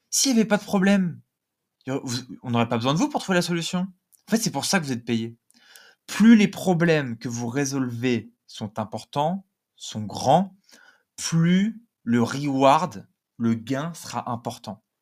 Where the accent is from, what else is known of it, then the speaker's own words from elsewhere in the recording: south of France, France; accent: Nîmes accent; moi aussi, je viens du Sud, hein, donc euh, je me moque de mon propre accent, que j'ai eu, j'ai eu l'accent nîmois à un moment.